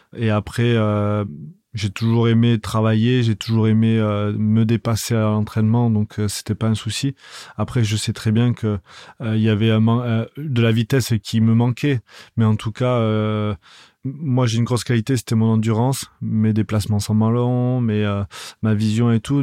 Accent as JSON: {"language": "French", "town": "Toulouse", "region": "Occitania", "country": "France", "tie": "born or raised there", "said": "je suis né à Toulouse"}